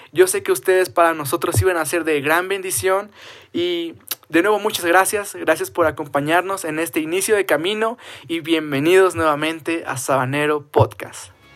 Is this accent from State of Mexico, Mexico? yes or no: yes; State of Mexico, Mexico; soy del Estado de México